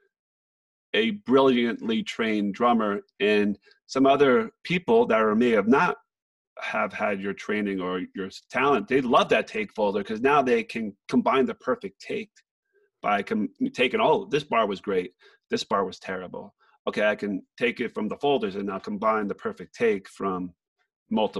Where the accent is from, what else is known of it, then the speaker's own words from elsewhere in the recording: New Jersey, United States; moved away; I'm from Jersey